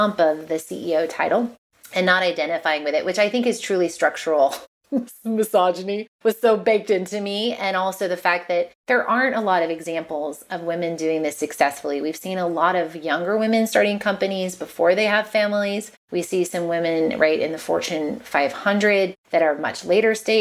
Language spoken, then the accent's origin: English; Massachusetts, United States; I'm a prude from Massachusetts.